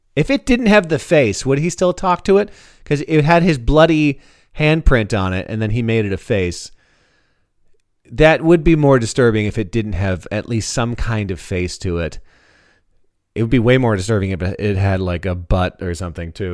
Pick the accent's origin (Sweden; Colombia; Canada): Canada; now in United States; as a Canadian